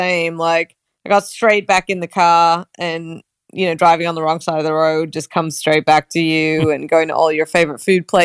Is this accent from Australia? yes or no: yes; Australia; accent: Australian; moved away; my Australian accent